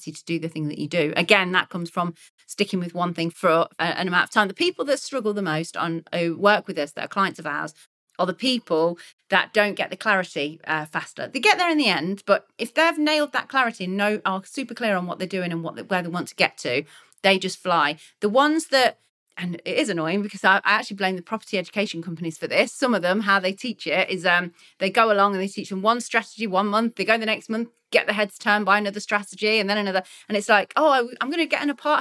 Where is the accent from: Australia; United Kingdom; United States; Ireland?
United Kingdom; Leicester, East Midlands; I'm from Leicester and I used to speak about Leicester City, that's my football team